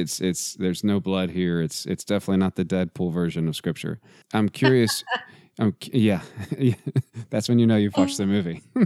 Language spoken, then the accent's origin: English; Texas, United States; I'm also from Texas, and so football is literally in my DNA